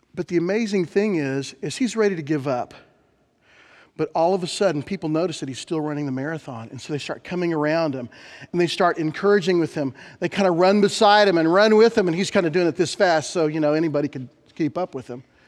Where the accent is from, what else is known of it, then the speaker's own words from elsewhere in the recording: Bethany, Oklahoma, United States; When I was a kid growing up in Bethany, Oklahoma